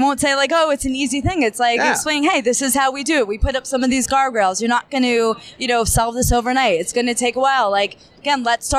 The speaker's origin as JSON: {"language": "English", "region": "New Jersey", "country": "United States", "lives_now": "New York, United States", "said": "I'm a Jersey girl, but I'm living in New York. Been in New York for, I don't know, 20 something years."}